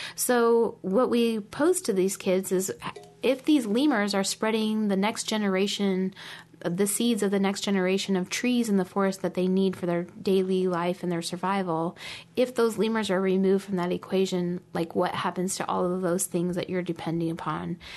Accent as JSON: {"language": "English", "town": "Omaha", "region": "Nebraska", "country": "United States", "tie": "born or raised there", "said": "growing up in Omaha"}